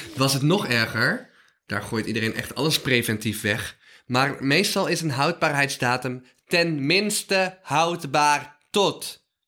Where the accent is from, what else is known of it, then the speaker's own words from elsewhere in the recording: North Brabant, Netherlands; Ik kom uit Brabant